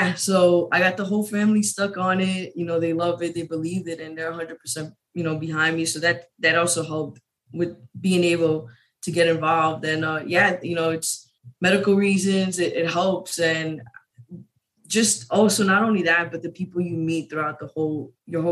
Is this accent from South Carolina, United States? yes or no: no; New York, United States; moved away as an adult; I'm originally from New York.